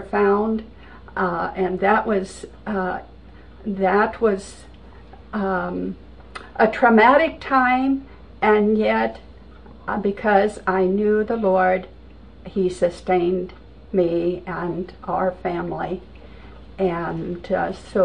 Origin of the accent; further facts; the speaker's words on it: Vancouver, Washington, United States; I grew up in Vancouver, Washington.